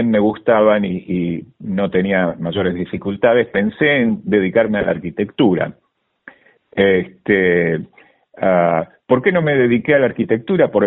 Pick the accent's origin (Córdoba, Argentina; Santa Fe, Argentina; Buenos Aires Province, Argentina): Buenos Aires Province, Argentina; Sarandí; born there; also born or lived in Berazategui; yo nací en Sarandí, en la mm, en el partido de Avellaneda y eh, pasé muchos años en Verazategui.